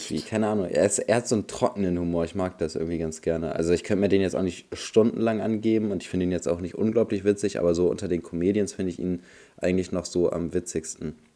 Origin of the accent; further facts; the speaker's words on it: Bremen, Germany; bei uns in Bremen